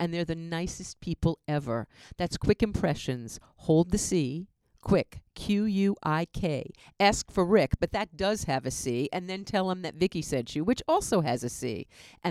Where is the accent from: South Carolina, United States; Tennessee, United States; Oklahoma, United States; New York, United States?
New York, United States; now in Southern California, United States; I'm from New York